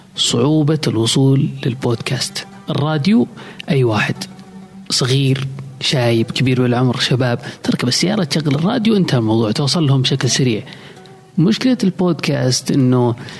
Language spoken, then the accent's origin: Arabic; Saudi Arabia; عندنا في السعودية